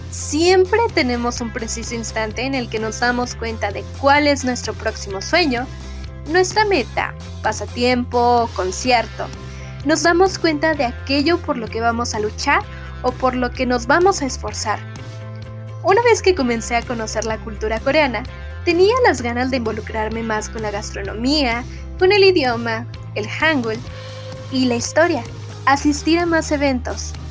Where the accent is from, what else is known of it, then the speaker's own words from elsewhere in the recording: Guadalajara, Jalisco, Mexico; Kenia fue la primera en mencionar que habría un evento en Guadalajara, mi ciudad natal, donde asistiría por primera vez una banda de K-pop